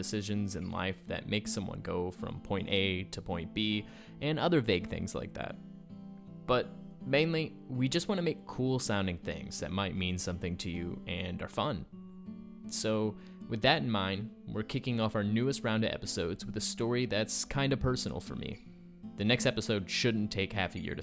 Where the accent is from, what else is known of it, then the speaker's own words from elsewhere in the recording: Springfield, Illinois, United States; moved away as an adult; now in Chicago, United States; I was in Springfield, my hometown